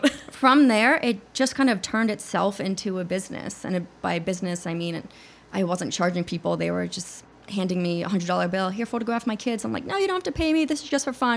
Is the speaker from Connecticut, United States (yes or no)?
yes; Connecticut, United States; I'm from Connecticut originally